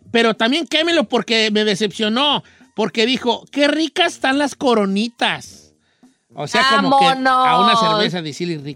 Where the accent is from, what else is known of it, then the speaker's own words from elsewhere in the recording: Valle de Santiago, Guanajuato, Mexico; now in Soledad, United States; en Soledad, California, pero soy de Guanajuato, de un rancho. No se vaya a reír, pero se llama Las Jícamas, municipio de Valle de Santiago.